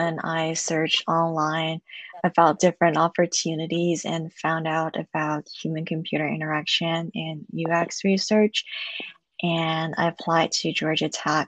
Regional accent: Shanghai, China; moved away as an adult; now in United States; I'm originally from Shanghai, China, and I came to the States in 2015 for undergrad

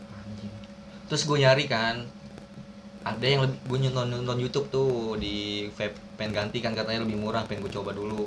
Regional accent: Tangerang, Banten, Indonesia; gua orang Tangerang

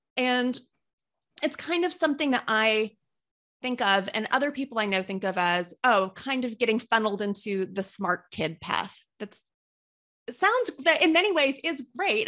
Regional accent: Kentucky, United States; moved away; I wasn't a big fan of the town where I grew up in, and I don't mean to knock it for anyone who has stayed there, but I was in a small city in Kentucky

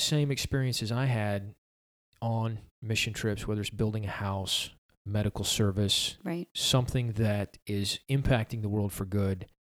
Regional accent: Summerville, South Carolina, United States; Because growing up in Somerville, all the stations are way down in Mount Pleasant and Charleston.

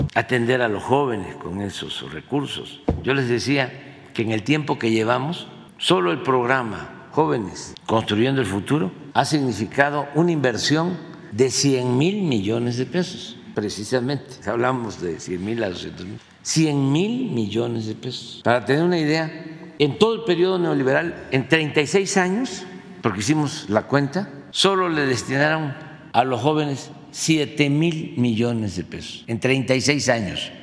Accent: Tabasco, Mexico; moved away as an adult; now in Mexico City, Mexico; yo llegué a la Ciudad de México a principios de 1973 a estudiar en la casa del estudiante tabasqueño. Aquí en Violeta en la colonia Guerrero. Ahí vivíamos 80 estudiantes. Imagínense, 80 tabasqueños jóvenes juntos

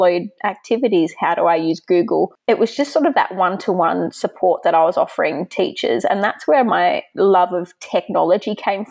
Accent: Sydney, New South Wales, Australia; I'm from Sydney, Australia

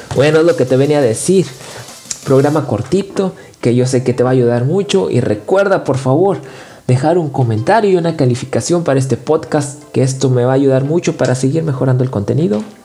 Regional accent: Nuevo León, Mexico; Yo soy del norte de México, de Nuevo León

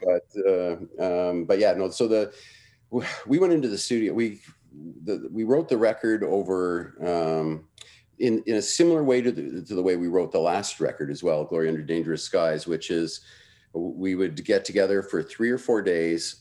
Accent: Toronto, Ontario, Canada; moved away as an adult; also born or lived in Vancouver / Montreal; I grew up in Toronto

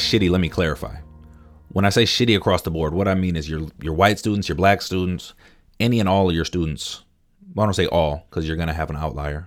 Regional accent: Minneapolis–Saint Paul, Minnesota, United States; I'm from the Twin Cities in Minnesota

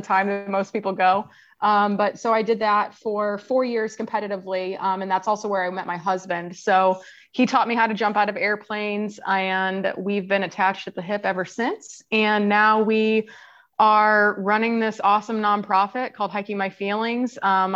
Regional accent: Kansas, United States; moved away; also born or lived in Tampa, Florida; I grew up in Kansas, where there is not a lot of outdoor recreation

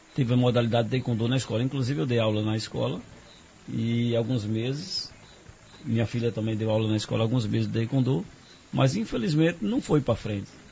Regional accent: Bom Jesus da Lapa, Bahia, Brazil; moved away as an adult; now in Serra do Ramalho, Brazil; Eu nasci aqui em Serra do Ramalho, hum. me criei em Lapa e vivi no mundo

